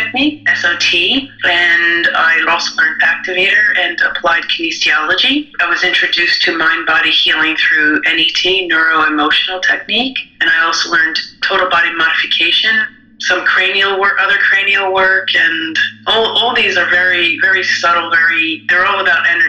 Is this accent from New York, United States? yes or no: yes; New York, United States; I grew up in New York in America